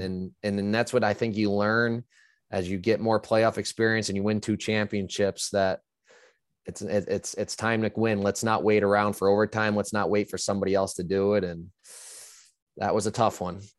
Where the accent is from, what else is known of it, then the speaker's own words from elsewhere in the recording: upstate New York, United States; I'm a New Yorker.